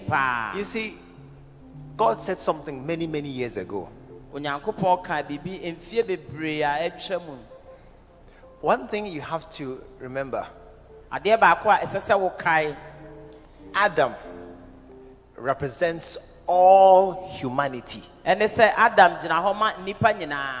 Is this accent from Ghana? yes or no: yes; Accra, Greater Accra, Ghana; my father and my mother, that's where we are from